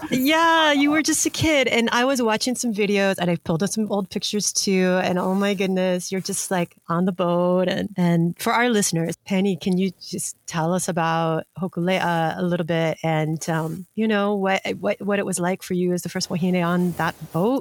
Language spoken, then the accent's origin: English; Hawaii, United States; for those of us growing up in Hawaii